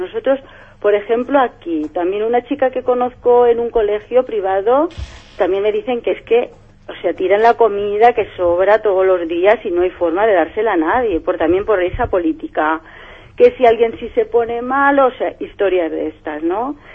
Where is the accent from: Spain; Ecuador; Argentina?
Spain; Valencia, Valencian Community; yo soy de Benimaclet